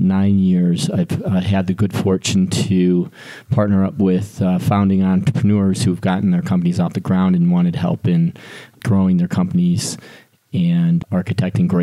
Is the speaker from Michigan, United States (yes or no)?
yes; Detroit, Michigan, United States; moved away as an adult; now in Colorado, United States; Born and raised in Detroit, Michigan. Made it out to Colorado as soon after college as I could.